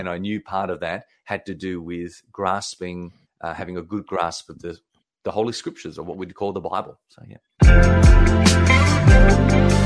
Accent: South Australia, Australia; I grew up in Australia, in South Australia, so like you call 'em, from the deep south

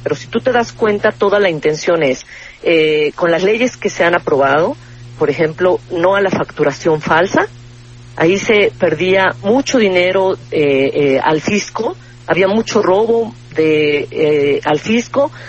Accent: Mexico; todos los que somos mexicanos y vivimos en México

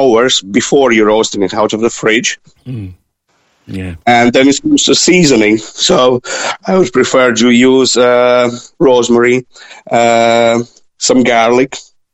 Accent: Latvia; now in Ireland; Originally, I'm from Latvia.

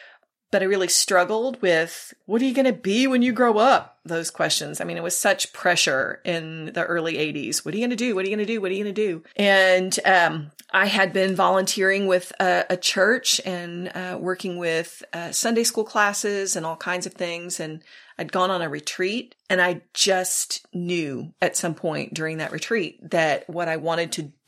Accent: South Texas, United States; So I was raised in South Texas, and back in the day, families always went to church on Sundays. That was the thing. So I was raised in the church.

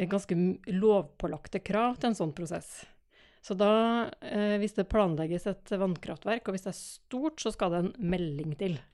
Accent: Trøndelag, Norway; accent: Trøndersk; Altså, jeg har litt sånn kvasidialekt, men eh, det er noe trøndersk baki der, ja.

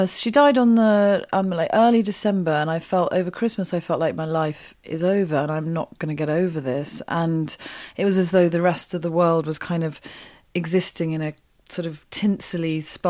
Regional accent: Wiltshire, South West England, United Kingdom; also born or lived in Oxford; I grew up in Oxford and then in Wiltshire

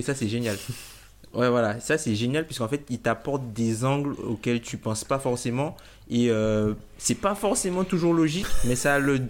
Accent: Guadeloupe, France; moved away as an adult; also born or lived in south of Île-de-France; now in Île-de-France, France; originaire de Guadeloupe du coup. je suis en France hexagonale depuis maintenant 5 ou 6 ans

